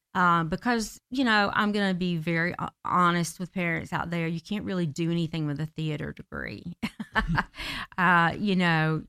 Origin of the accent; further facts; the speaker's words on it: Marietta, Georgia, United States; I'm from the South. I'm from Marietta, Georgia. and, uh, was born and raised by a gospel singer